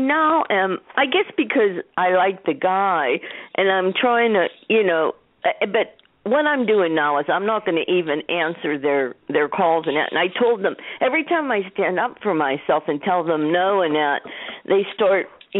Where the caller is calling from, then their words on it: Pittsburgh, Pennsylvania, United States; Yeah, I'm calling from Pittsburgh, Pennsylvania.